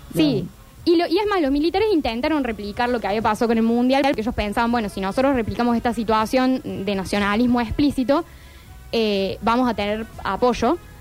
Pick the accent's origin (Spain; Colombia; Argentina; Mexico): Argentina; documentales que hacemos como Argentina